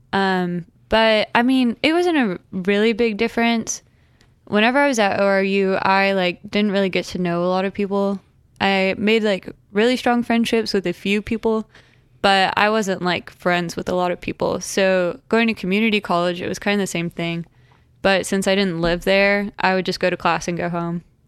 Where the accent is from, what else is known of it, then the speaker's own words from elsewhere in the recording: Tulsa, Oklahoma, United States; I'm from Tulsa, Oklahoma, and I'm 22, and I'll be 23 next week.